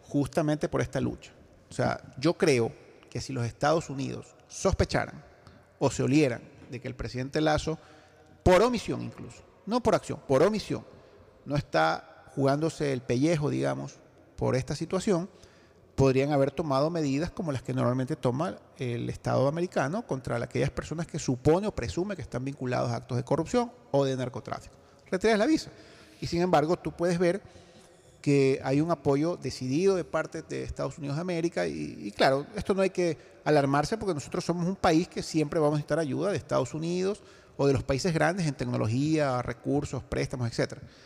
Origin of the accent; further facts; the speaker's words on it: Ecuador; como ecuatoriano, y como ciudadano de este país